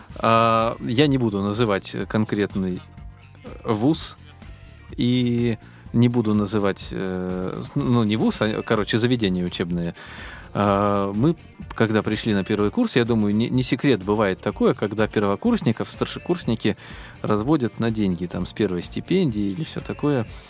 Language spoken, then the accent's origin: Russian; Biysk, Altai Krai, Russia; moved away as an adult; now in Moscow, Russia; я приехал из Алтайского края в Москву, это вообще, если как бы Бийск, хотя бы там, ну, какие-то знакомые были, да, после школы, с которыми я общался э, в Бийске